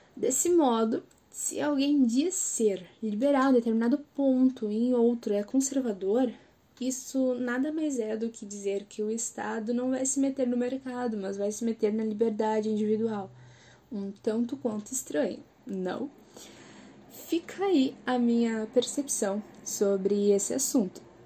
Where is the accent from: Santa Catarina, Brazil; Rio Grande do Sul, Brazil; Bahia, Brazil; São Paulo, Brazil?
Rio Grande do Sul, Brazil; Porto Alegre; sou de Porto Alegre